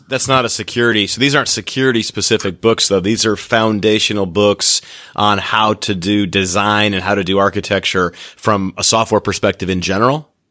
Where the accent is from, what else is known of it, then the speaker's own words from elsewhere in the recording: Michigan, United States; moved away; I'm from Michigan and I like to go back there